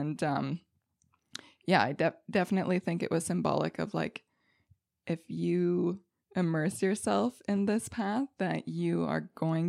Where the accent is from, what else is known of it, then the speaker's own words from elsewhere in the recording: Quebec, Canada; Okay, so I was born in Cowansville, Quebec, and so I grew up in the eastern townships of Quebec, right kissing the border.